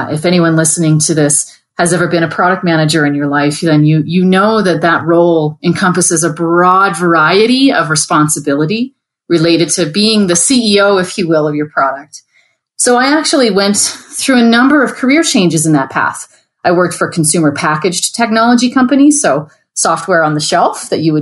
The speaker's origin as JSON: {"language": "English", "country": "Canada", "moved": "yes", "lives_now": "United States", "said": "I'm Canadian, living in the U.S."}